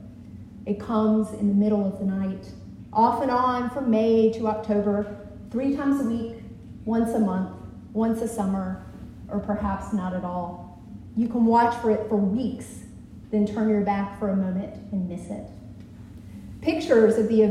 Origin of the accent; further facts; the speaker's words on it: Alabama, United States; my home state of Alabama